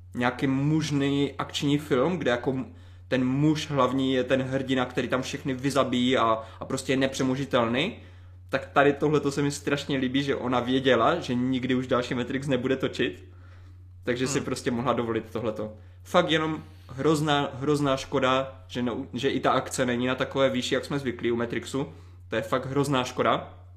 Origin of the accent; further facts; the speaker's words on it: Ostrava region, Moravian-Silesian Region, Czechia; pocházím z Ostravska